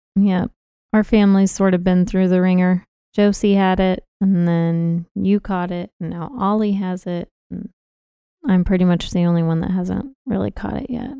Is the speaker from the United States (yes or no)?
yes; Austin, Texas, United States; born or raised there; accent: Southern drawl